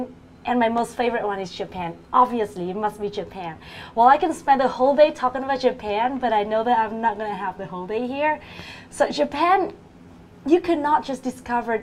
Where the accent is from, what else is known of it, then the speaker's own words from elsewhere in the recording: Hanoi, Vietnam; English is a second language; my hometown is Hanoi, the central city of Vietnam